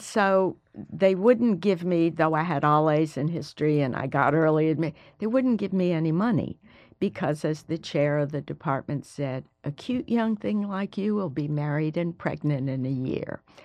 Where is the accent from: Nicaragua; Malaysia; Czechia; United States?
United States; Alabama; moved away as an adult; I was the first person from Alabama since nineteen eighteen to go